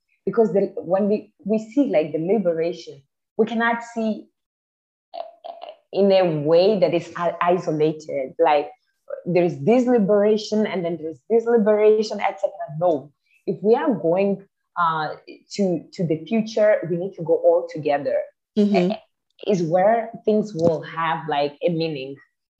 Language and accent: English; Mozambique; I'm from Mozambique, Africa